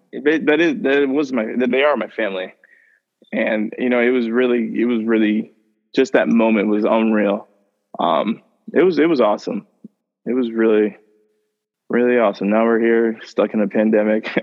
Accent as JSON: {"language": "English", "town": "St. Joseph", "country": "United States", "tie": "born or raised there", "said": "my hometown"}